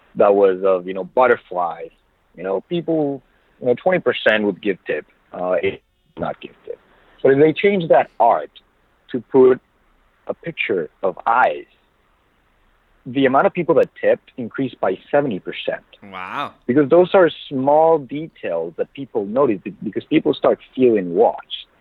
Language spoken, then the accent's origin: English; Monterrey, Nuevo León, Mexico; English is a second language; moved away as an adult; now in United States; I was born originally in Monterrey, Mexico, so that's basically three hours south from Laredo